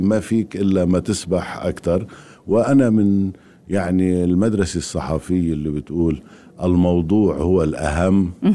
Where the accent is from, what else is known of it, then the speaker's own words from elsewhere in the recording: Lebanon; أنا من لبنان